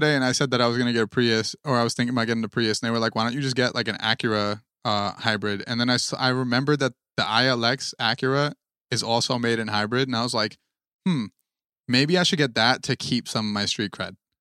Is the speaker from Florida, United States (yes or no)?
no; New Jersey, United States; we are from Jersey